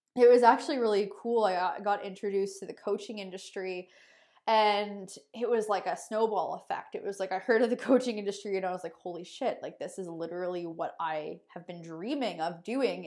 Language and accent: English; Sarnia, Ontario, Canada; moved away as an adult; now in Kelowna, Canada; I'm originally from Sarnia, Ontario. I live in Kelowna, British Columbia now